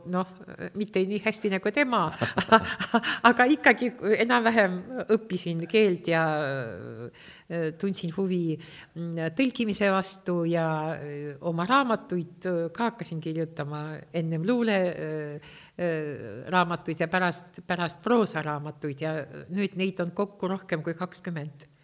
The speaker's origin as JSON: {"language": "Estonian", "country": "Estonia", "tie": "born or raised there", "first_language": "Russian", "second_language": "Estonian", "said": "ma sündisin siin"}